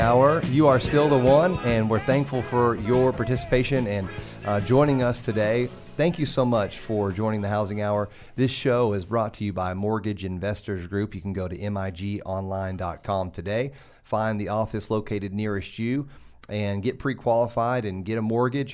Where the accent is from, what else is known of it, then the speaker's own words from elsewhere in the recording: Oak Ridge, Tennessee, United States; I'm from Oak Ridge, Tennessee. That's where I was born and raised